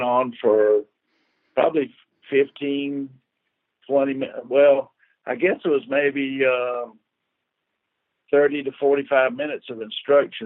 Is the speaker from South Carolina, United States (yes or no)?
yes; Columbia, South Carolina, United States; I'm from South Columbia, South Carolina